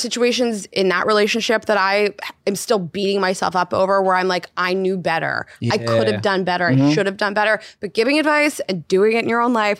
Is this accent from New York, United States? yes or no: yes; New York, United States; I want to be in New York. This is my home. I am a New Yorker. This is where I want to be.